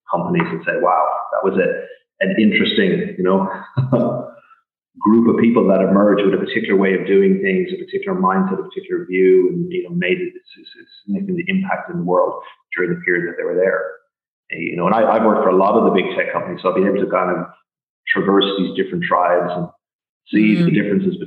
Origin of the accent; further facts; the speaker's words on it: Ireland; now in Portugal; growing up in Ireland as a kid